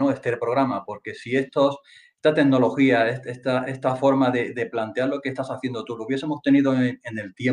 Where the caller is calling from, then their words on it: Balearic Islands, Spain; Bien, todo bien, desde Mallorca, España.